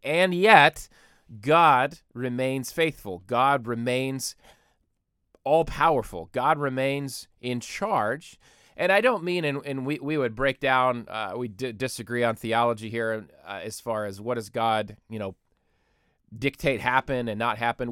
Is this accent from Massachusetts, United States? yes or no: no; Michigan, United States; moved away; even the Oxford, Michigan shooting, which is in my home state